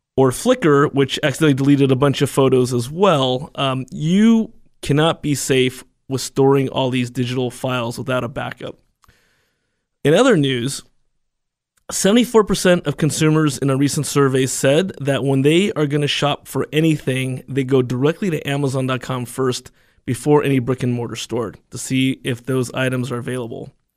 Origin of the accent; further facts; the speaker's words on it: United States; I was born and raised in the United States